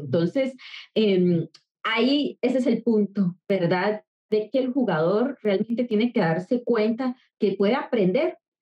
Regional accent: Costa Rica; soy de Costa Rica, soy psicóloga

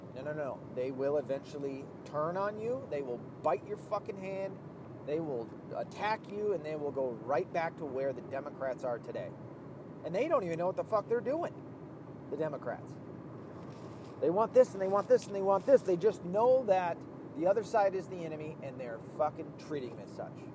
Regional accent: the South, United States; I'm from the South

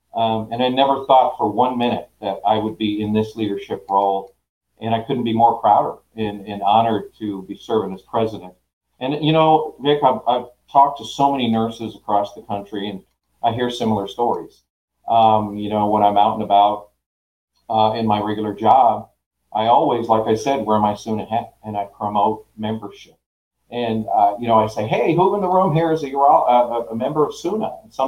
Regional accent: Canada; moved away as an adult; now in Oklahoma, United States; back in 1994 when I moved to Oklahoma from Canada.

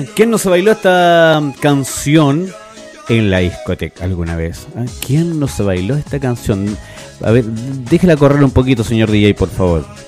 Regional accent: Chile; somos los, los chilenos

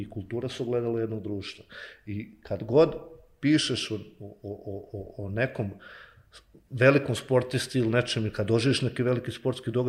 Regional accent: Banja Luka, Republika Srpska, Bosnia & Herzegovina; odrastao u Novoj Varoši, odrastao po tim alejama, po tim klupama, na školskim igralištima

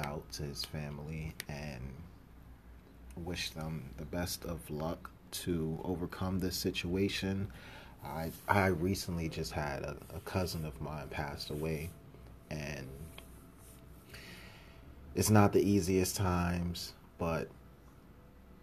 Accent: New York City, New York, United States; moved away as an adult; also born or lived in Miami / Virginia; I come from Harlem. Harlem all day

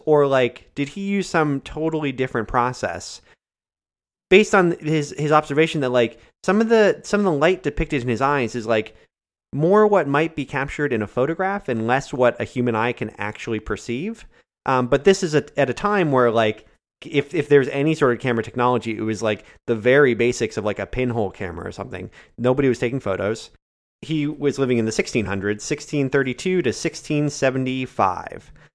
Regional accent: near Greenfield, Massachusetts, United States; my town's so small, there are only, like, five thousand people, so I, I claim Greenfield

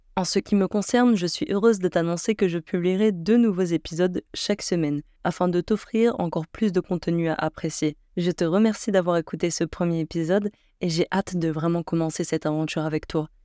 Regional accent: Algeria; j'ai 21 ans et je suis algérienne.

